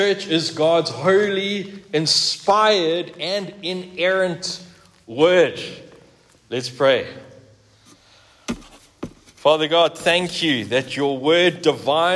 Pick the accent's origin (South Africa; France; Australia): South Africa; I grew up here in South Africa, like I think most of us, exception of Brendan, and during the 1980s and the 1990s. In fact, yeah, right here in this suburb